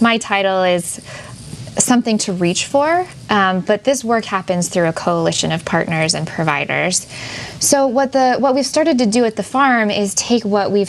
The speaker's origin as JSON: {"language": "English", "area": "Lake Michigan", "region": "Great Lakes", "country": "United States", "tie": "born or raised there", "said": "I grew up on Lake Michigan"}